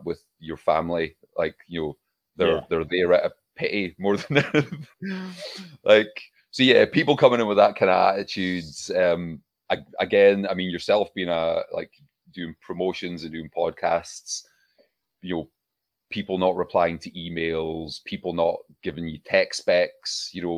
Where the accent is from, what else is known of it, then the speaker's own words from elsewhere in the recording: Scotland, United Kingdom; also born or lived in Glasgow; we're Scottish.